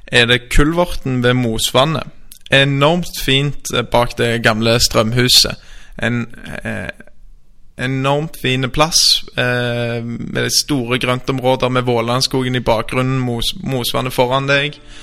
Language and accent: Norwegian; Stavanger, Rogaland, Norway; moved away as an adult; also born or lived in Oslo; Jeg er født og oppvokst i Stavanger